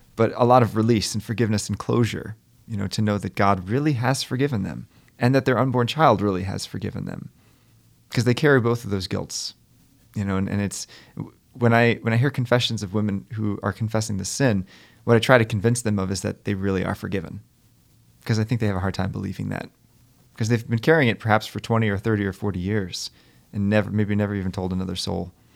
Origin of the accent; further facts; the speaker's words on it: Maryland, United States; now in Stamford, United States; I was at a pro-life rally in, in my hometown in Maryland